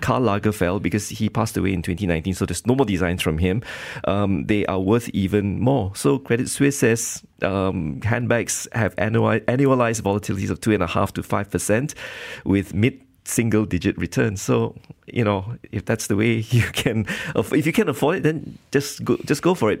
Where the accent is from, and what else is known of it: Malaysia